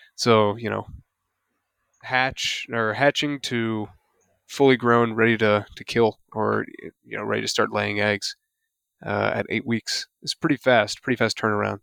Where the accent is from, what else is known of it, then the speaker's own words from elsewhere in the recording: the South, United States; I'm from the South.